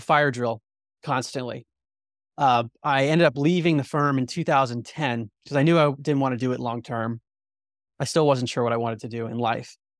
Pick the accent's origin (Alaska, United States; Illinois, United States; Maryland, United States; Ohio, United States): Maryland, United States; outside of Baltimore; also born or lived in New Jersey; I had a very mainstream outlook growing up outside of Baltimore, Maryland